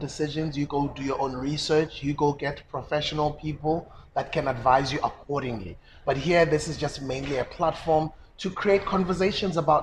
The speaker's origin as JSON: {"language": "English", "country": "South Africa", "tie": "born or raised there", "said": "Being an ordinary South African growing up in South Africa."}